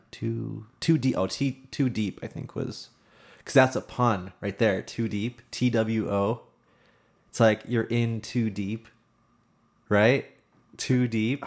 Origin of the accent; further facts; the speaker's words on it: Erie, Pennsylvania, United States; I was born in Erie, Pennsylvania